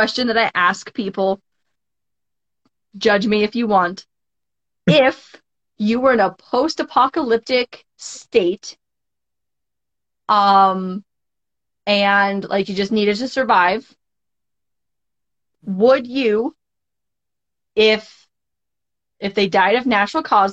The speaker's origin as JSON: {"language": "English", "town": "Cheyenne", "region": "Wyoming", "country": "United States", "tie": "born or raised there", "also_born_or_lived": "Bozeman, Montana", "moved": "as an adult", "said": "I grew up in Cheyenne, and then I went to school in Bozeman, Montana"}